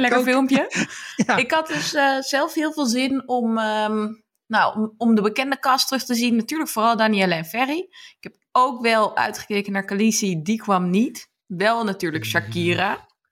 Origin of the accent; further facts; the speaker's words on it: Amsterdam, North Holland, Netherlands; ben een half Brabander, maar in Amsterdam geboren